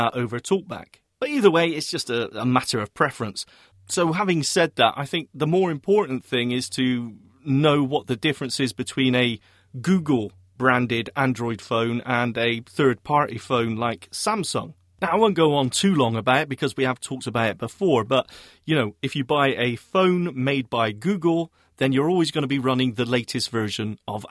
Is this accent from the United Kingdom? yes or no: yes; United Kingdom; I'm British